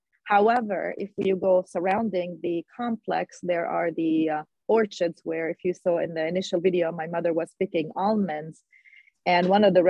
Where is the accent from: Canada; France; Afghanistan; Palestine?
Palestine; West Bank; now in United States; That's what I would like to see as a Palestinian who were born and raised in the West Bank.